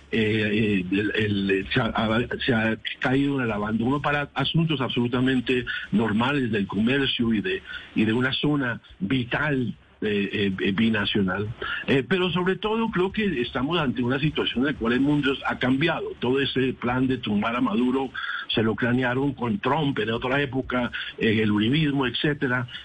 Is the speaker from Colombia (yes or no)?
yes; Colombia; como colombiano